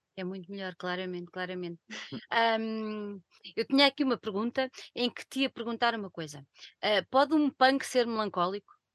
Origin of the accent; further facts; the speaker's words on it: Lisbon, Portugal; eu nasci em Lisboa